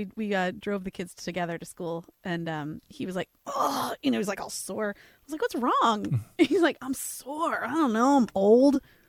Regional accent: United Kingdom; Sorry, I'm British.

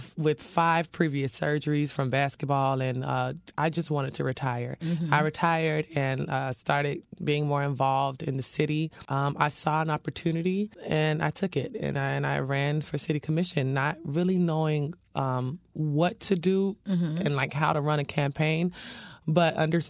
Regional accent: Dania Beach, Florida, United States; I was born and raised in the city of Dania Beach.

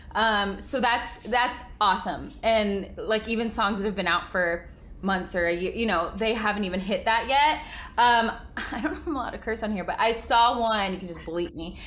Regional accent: Bentonville, Arkansas, United States; moved away as an adult; also born or lived in California; now in Nashville, United States; I grew up in Bentonville, Arkansas

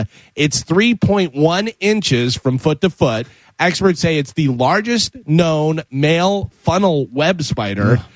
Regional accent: Illinois, United States; when I grew up in Illinois

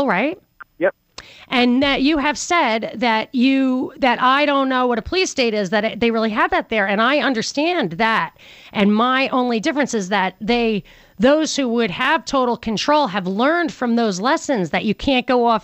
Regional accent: New York, United States; I'm from New York.

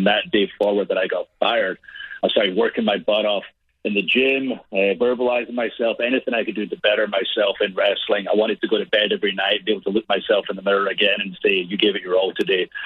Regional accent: Scotland, United Kingdom; moved away as an adult; now in United States; I'm from Scotland, a country of five million people

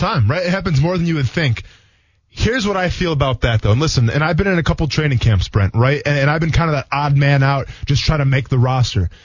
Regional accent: Wisconsin, United States; I come from Wisconsin

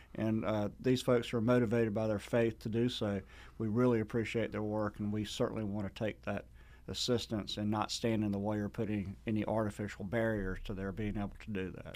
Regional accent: Sandersville, Georgia, United States; my hometown of Sandersville

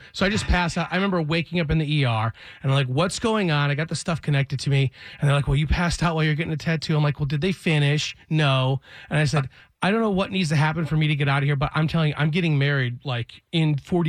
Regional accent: Michigan, United States; now in Atlanta, United States; because I'm from Michigan, I'm super white trash.

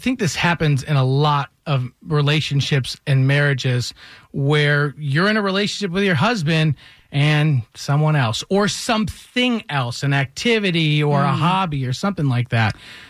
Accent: Michigan, United States; now in Atlanta, United States; I grew up in Michigan

